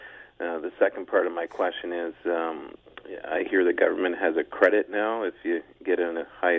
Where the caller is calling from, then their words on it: London, Ontario, Canada; Good morning, gentlemen. I'm calling from London.